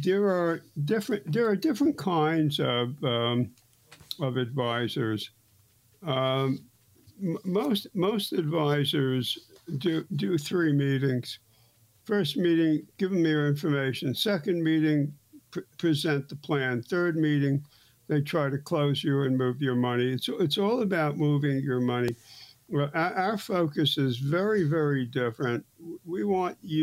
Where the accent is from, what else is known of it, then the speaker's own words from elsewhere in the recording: New York City, New York, United States; I grew up in Brooklyn and we had six channels